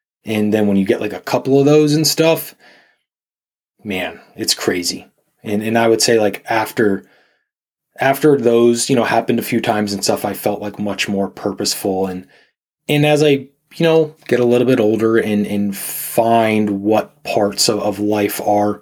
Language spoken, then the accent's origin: English; Pennsylvania, United States; moved away as an adult; also born or lived in Southern California / Texas / Virginia / Arizona; I grew up in Pennsylvania